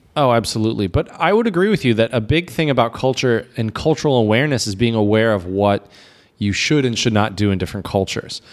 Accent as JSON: {"language": "English", "country": "United States", "said": "myself as an American"}